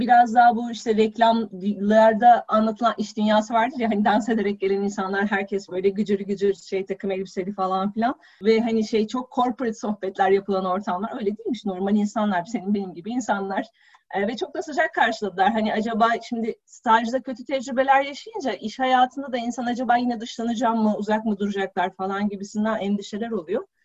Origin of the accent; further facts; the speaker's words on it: Balıkesir, Turkey; moved away as an adult; also born or lived in Istanbul; Ben Balıkesirliyim üniversite sebebiyle İstanbul'a geldim